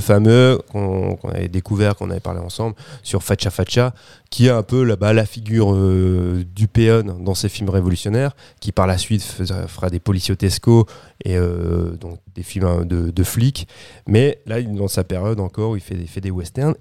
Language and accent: French; France; chez nous en France